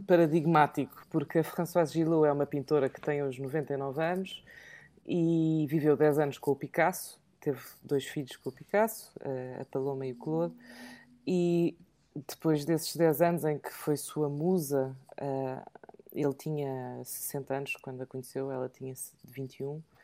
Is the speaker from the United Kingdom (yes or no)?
yes; England, United Kingdom; moved away; falo português fluentemente, mas sou mais inglesa do que portuguesa. E então, porque eu cresci em Inglaterra